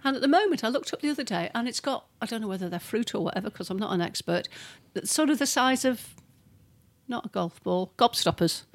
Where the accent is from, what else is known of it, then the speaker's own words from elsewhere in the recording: United Kingdom; we're British